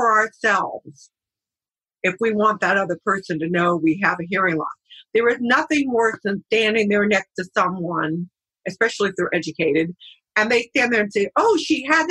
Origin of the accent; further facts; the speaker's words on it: San Diego, California, United States; also born or lived in Richmond, Virginia; So I moved back to San Diego, my hometown